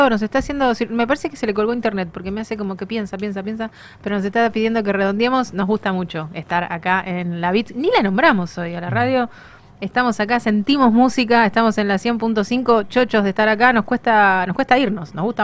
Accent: Buenos Aires, Argentina; Somos muy muy porteños, ¿eh?

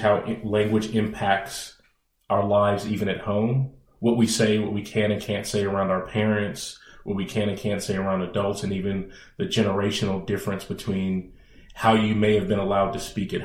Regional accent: Bay Area, California, United States; I'm a native of the Bay Area.

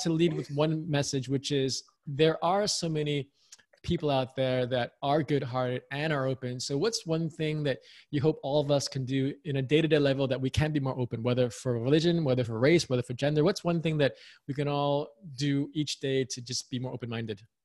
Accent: New York, United States; I was born and raised in the U S. I'm American, very proud American

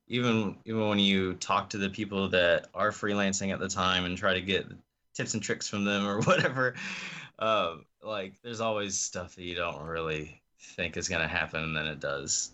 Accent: Osage Beach, Missouri, United States; moved away; also born or lived in North Carolina; I grew up in a place called Osage Beach, Missouri.

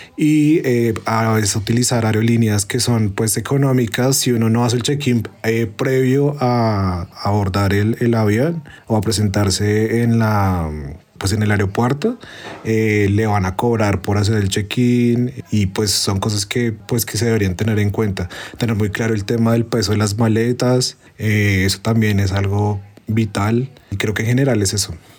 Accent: Colombia; como colombianos, no tenemos ingreso

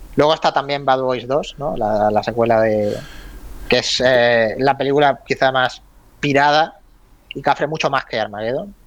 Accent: Málaga, Andalusia, Spain; tú, y yo somos malagueños

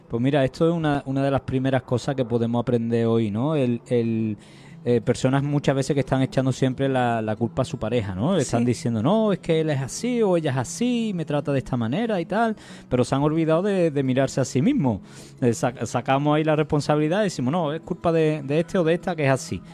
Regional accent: San Juan, Andalusia, Spain; había ido yo a San Juan, que es mi pueblo de nacimiento

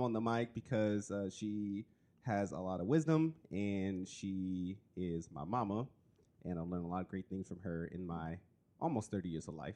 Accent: California, United States; now in Oregon, United States; I'm from California

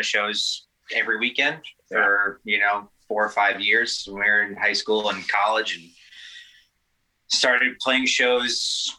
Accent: Long Island, New York, United States; born or raised there

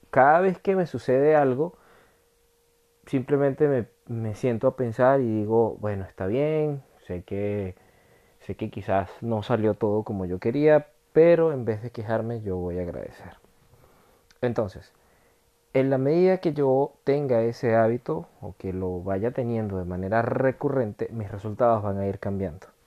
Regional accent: Venezuela; accent: Venezuelan; now in France; siempre voy a tener mi acento latino o venezolano, pero lo domino bastante bien en comparación a cuando yo llegué acá a Francia hace tres años y medio

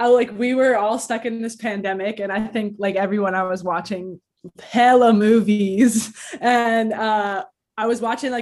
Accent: Toronto, Ontario, Canada; I'm an MC from Toronto, Canada

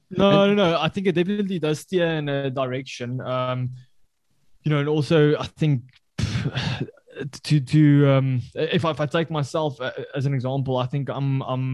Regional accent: South Africa; I can I can say it with uh, with proud that I'm from the Afrikaans culture

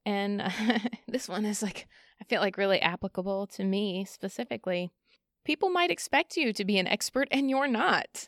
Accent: Columbus, Ohio, United States; I was born and raised here in Columbus, Ohio, been here my whole life

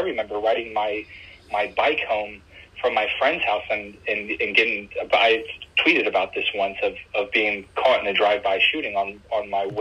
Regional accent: Bloomington, United States; I grew up in Bloomington.

